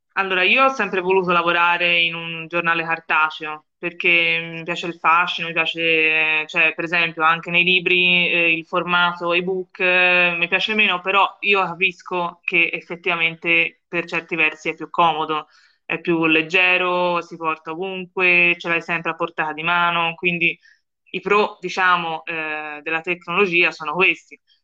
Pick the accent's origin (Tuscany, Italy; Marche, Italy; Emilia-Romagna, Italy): Tuscany, Italy; Florence; io vengo da Firenze, come penso, penso si possa intuire dal mio accento